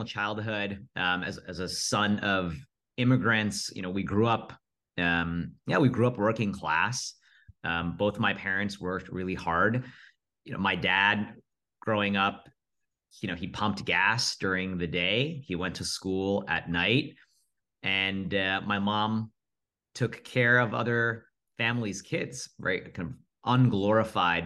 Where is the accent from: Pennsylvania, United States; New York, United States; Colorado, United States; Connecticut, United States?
New York, United States; Rockland County; I was born and raised in Rockland County, really nice NYC commuter suburbs.